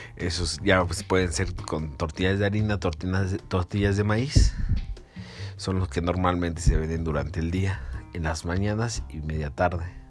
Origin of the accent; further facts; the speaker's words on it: Mexico City, Mexico; yo soy de la Ciudad de México